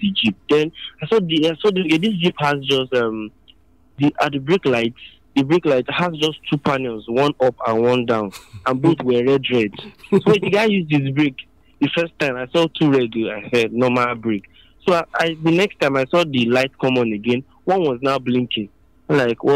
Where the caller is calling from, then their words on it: Akure, Ondo, Nigeria; I'm calling from Akure